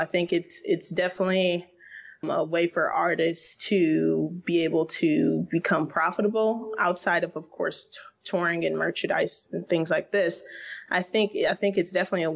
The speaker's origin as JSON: {"language": "English", "town": "Toledo", "region": "Ohio", "country": "United States", "tie": "born or raised there", "moved": "as an adult", "lives_now": "Berlin, Germany", "said": "Originally from Toledo, Ohio"}